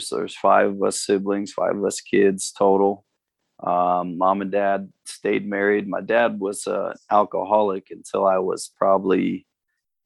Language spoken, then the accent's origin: English; Amherst, Ohio, United States; moved away as an adult; also born or lived in Cleveland, Ohio / Florida / California / Phoenix, Arizona; now in Cincinnati, United States; I was born and raised in Northern Ohio. I was born in Cleveland. And then our family moved out of the suburbs of Cleveland out into the countryside about 45 minutes west of Cleveland